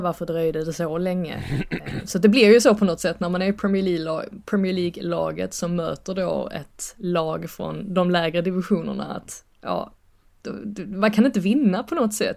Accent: Sweden; moved away as an adult; also born or lived in England; now in United Kingdom; nästan som att vara hemma i Sverige

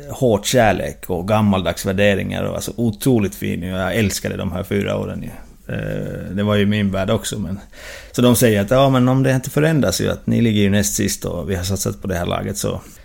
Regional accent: Jyväskylä, Central Finland, Finland; now in Uppsala, Sweden; Bodde hemma i Jyväskylä och pendlade med lillebror till Seinäki. Och sen två säsonger i Helsingborg och nu två säsonger med, med moderklubben Happe i Jyväskylä. Så jag har bott hemma i, i barndomshemmet

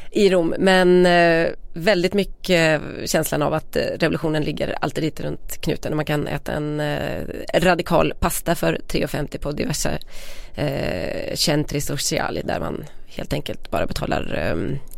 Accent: Västergötland, Västra Götaland, Sweden; Vi är ändå från Västergötland.

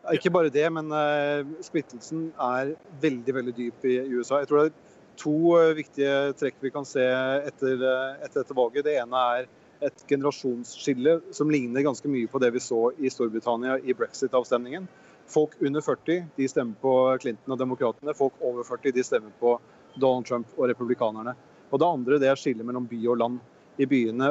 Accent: Norway; vi som nordmenn

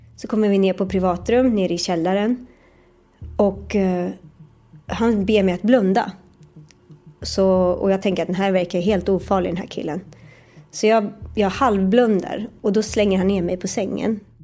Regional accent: Sweden; also born or lived in New York; det här var ju ändå i mitt hemland

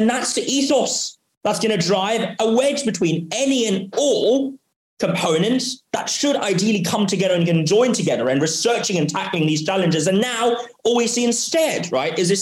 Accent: Hong Kong; also born or lived in Oxford, United Kingdom; I was born and raised here in Hong Kong

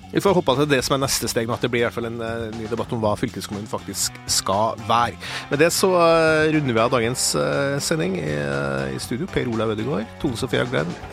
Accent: Innherred, Trøndelag, Norway; jeg er jo fra Innherred

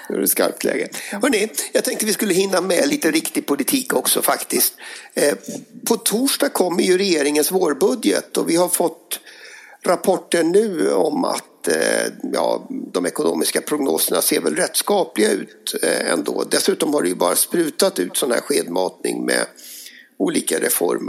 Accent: Dalarna County, Sweden; mina hemtrakter i, i Dalarna

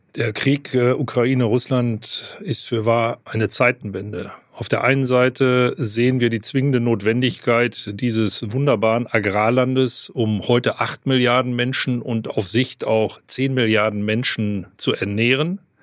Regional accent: North Rhine-Westphalia, Germany; ich komme aus Westfalen

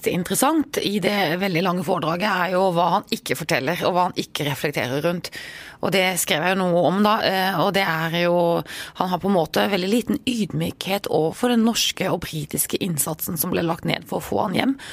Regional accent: Norway; Jeg er trygg, jeg er norsk.

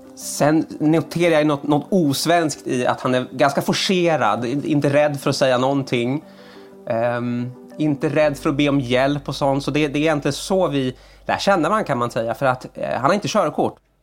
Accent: Sweden; som svensk

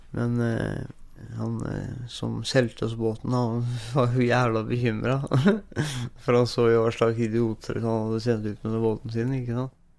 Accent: Moss, Østfold, Norway; moved away; also born or lived in Nordfjord, Sogn og Fjordane; Jeg ble født i Moss da, i 1980

